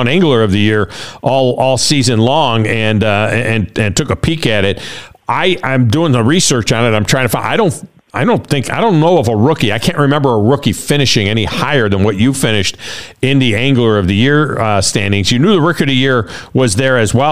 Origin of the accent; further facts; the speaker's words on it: Finger Lakes area, New York, United States; also born or lived in Alabama; now in Tennessee, United States; I'm originally from the Finger Lakes area